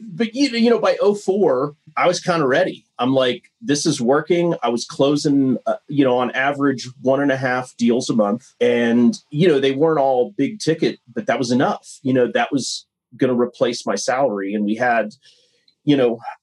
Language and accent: English; Ohio, United States; moved away as an adult; also born or lived in Montana; I grew up in Ohio got a business degree